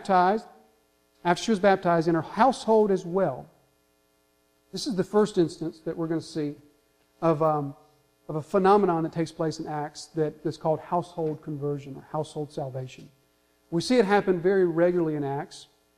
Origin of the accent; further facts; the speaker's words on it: the South, United States; We're from the South. We understand Southern hospitality